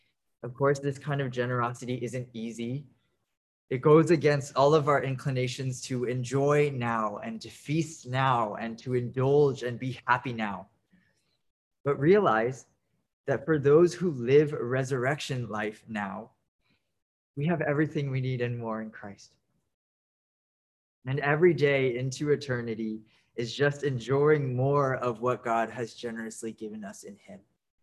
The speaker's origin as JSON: {"language": "English", "town": "Dallas", "region": "Texas", "country": "United States", "tie": "born or raised there", "said": "I'm 23 years old and I'm Japanese American and born and raised in Dallas, Texas."}